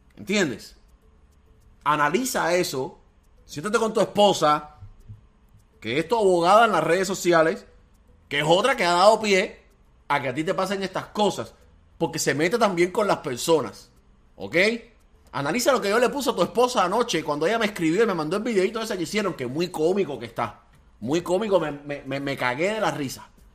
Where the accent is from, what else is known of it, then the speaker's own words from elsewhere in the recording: Cuba; moved away; todos somos cubanos